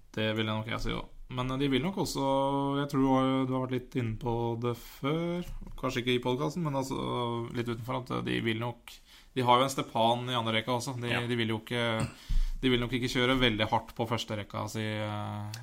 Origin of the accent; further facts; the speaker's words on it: Elverum, Innlandet, Norway; vi er fra Elverum